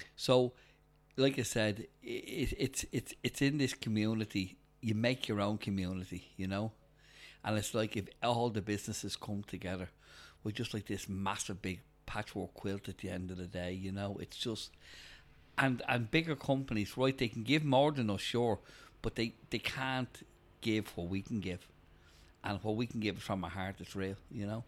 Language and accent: English; Dublin, Leinster, Ireland; originally I grew up in Bald's Bridge